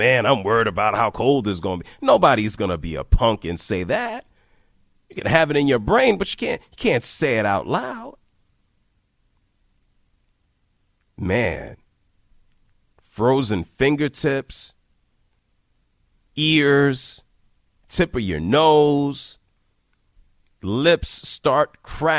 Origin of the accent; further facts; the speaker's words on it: Northeast, United States; Growing up in the Northeast